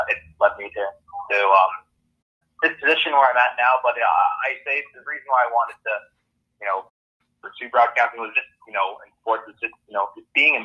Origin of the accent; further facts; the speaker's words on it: Abbotsford, British Columbia, Canada; moved away as an adult; now in Powell River, Canada; where I'm from